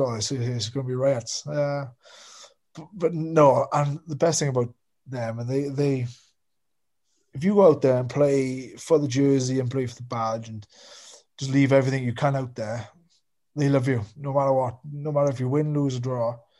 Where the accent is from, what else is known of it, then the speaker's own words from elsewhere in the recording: Wales, United Kingdom; being a Welshman